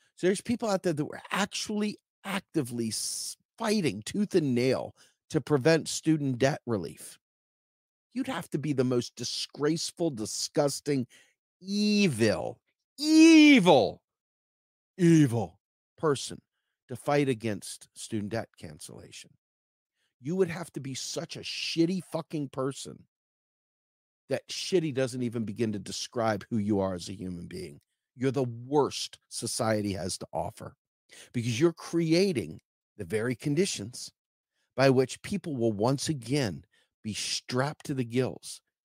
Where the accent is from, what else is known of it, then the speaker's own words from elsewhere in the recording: Charles County, Maryland, United States; moved away; back home where I grew up in Charles County, Maryland